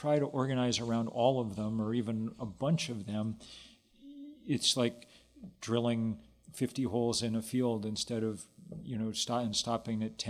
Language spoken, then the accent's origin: English; Lexington, Massachusetts, United States; I grew up in Lexington, Massachusetts